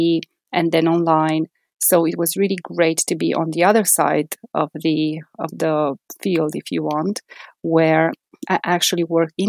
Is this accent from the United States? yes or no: no; Transylvania, Romania; moved away as an adult; also born or lived in Bucharest, Romania; now in United Kingdom; I'm originally from Transylvania